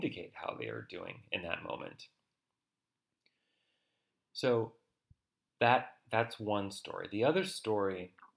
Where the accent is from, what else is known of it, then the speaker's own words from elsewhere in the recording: United States; as an American, with as much objectivity as I can muster in talking about my own culture